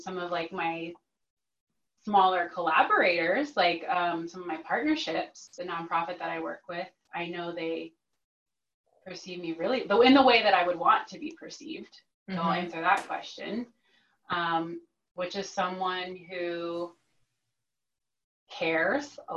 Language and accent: English; Texas, United States; moved away as an adult; I'm from Texas originally. I moved out here 10 years ago